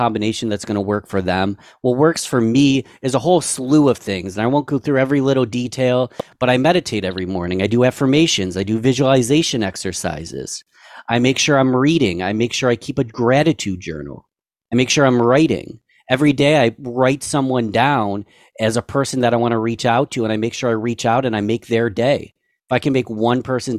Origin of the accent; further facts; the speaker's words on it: Rochester, New York, United States; my hometown of Rochester, New York